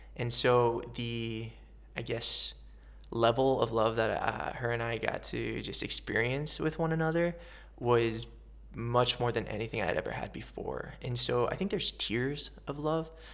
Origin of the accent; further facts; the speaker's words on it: central Ohio, United States; moved away as an adult; also born or lived in Los Angeles, United States; I was born and raised in a little farm town in central Ohio.